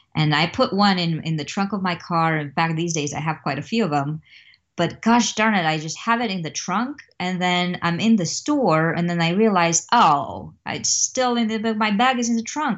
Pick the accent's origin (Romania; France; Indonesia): Romania; now in Missouri, United States; I'm originally from Romania, and, um, I grew up there in a very much of a communist context.